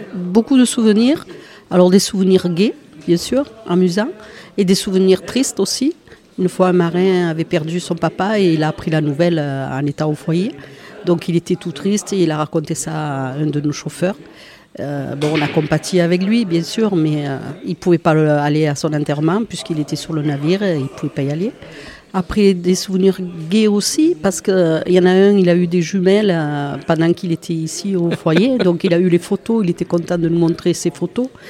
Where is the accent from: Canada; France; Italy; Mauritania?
France; Port-de-Bouc, Provence-Alpes-Côte d'Azur; moi je suis de Port-de-Bouc